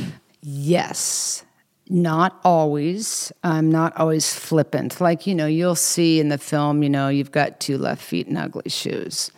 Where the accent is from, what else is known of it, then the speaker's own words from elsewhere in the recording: Kansas, United States; I'm from Kansas, so we have a lot of slang words, cattywampus, slaunchwise